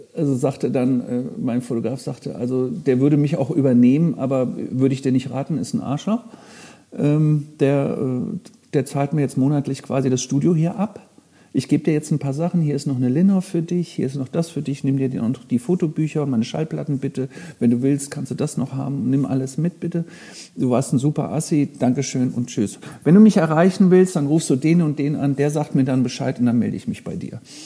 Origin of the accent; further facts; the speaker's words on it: Frankfurt, Hesse, Germany; also born or lived in Minden; now in Hamburg, Germany; Ich komme ja aus Frankfurt ehemals.